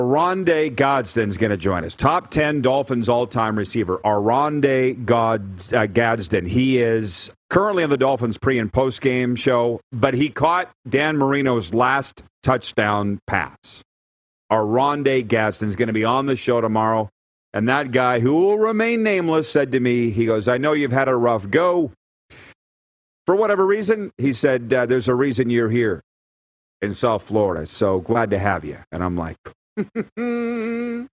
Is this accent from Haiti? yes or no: no; Saskatchewan, Canada; we're from Saskatchewan